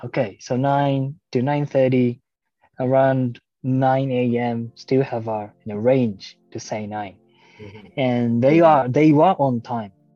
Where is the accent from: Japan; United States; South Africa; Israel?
Japan; English is a second language; also born or lived in Vietnam; we Japanese, sometimes we are too punctual